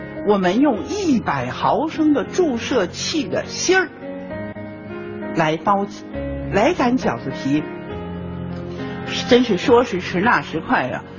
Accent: China; 春节是我们中国人最重要的节日啊！

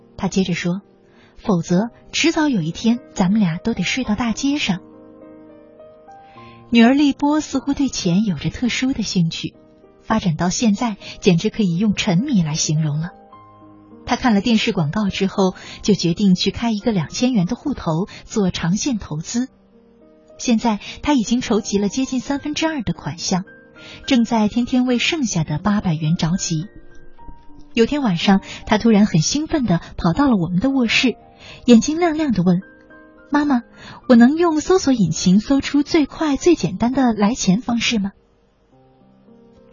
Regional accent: China; 我们中国人

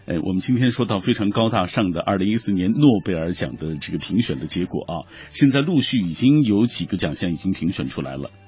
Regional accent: China; 因为村上春树是我们中国人最熟悉的外国作家啊。

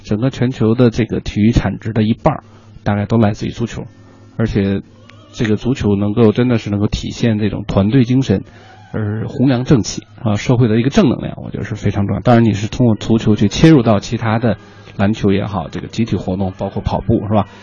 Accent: Sichuan, China; 其实我也是四川人

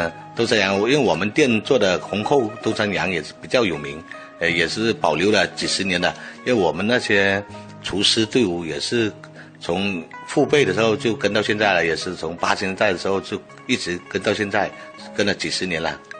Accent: Wenchang, Hainan, China; 一般就是像我们老家养的文昌鸡，都是不用饲料养的

